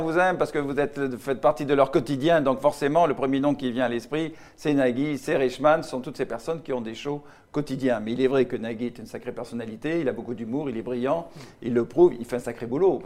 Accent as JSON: {"language": "French", "town": "Casablanca", "region": "Casablanca-Settat", "country": "Morocco", "tie": "born or raised there", "moved": "yes", "lives_now": "Paris, France", "said": "je suis né au Maroc, Casablanca"}